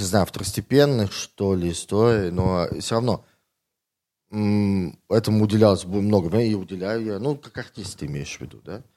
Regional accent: Tomsk, Tomsk Oblast, Russia; now in Moscow, Russia; Я из Томска

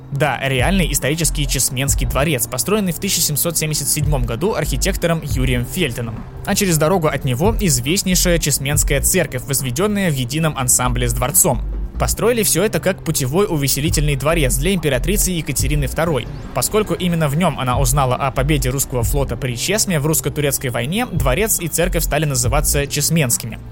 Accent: Saint Petersburg, Russia; я, как истинный петербуржец

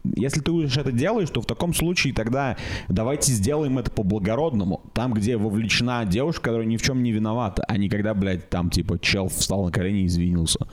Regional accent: Russia; я из России.

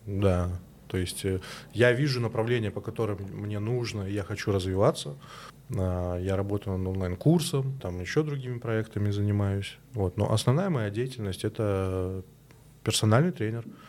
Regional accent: Minsk, Belarus; Я и сам из Беларуси, из Минска.

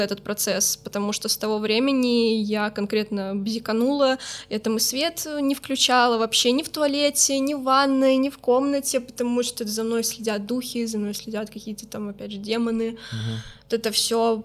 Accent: Minsk, Belarus; now in Saint Petersburg, Russia; в Беларуси, откуда я родом

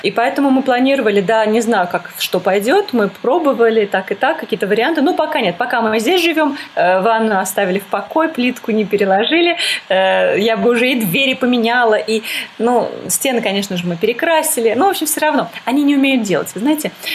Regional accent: Moscow, Russia; moved away as an adult; also born or lived in Saint Petersburg; now in Damascus, Syria; мы переехали в Петербург, несмотря на то, что я из Москвы

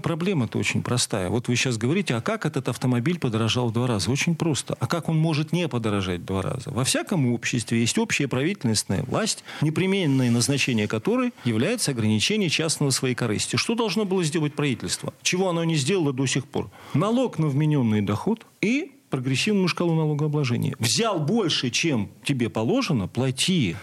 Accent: Mordovia, Russia; я родом из Мордовии

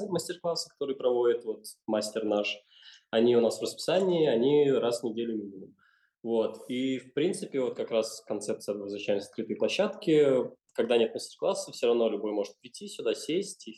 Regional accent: Chernogolovka, Moscow Oblast, Russia; я родился, вырос в Черноголовке

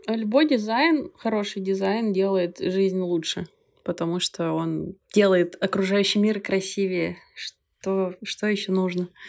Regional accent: Belarus; moved away as an adult; Я не могу сказать, что уехала, потому что я всегда сюда возвращаюсь

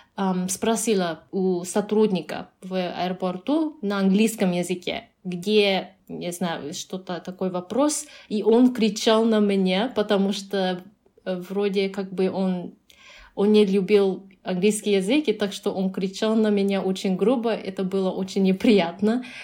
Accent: Japan; Russian is a second language; also born or lived in Canada; now in Uzbekistan

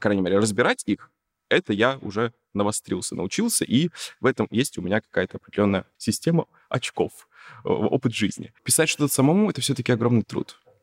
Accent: Yakutsk, Sakha Republic, Russia; я же не из Москвы, я вообще из Якутска

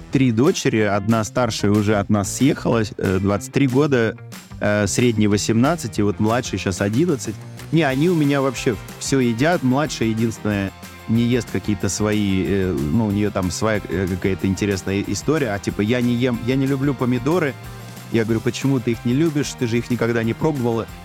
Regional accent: Moscow, Russia; Я говорю, из Москвы, там такой-то шеф.

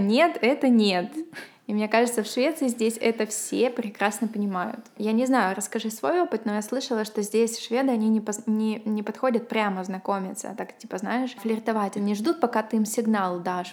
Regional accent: Ukraine; now in Sweden; я еще с Украины, они тоже интересовались, как там моя семья

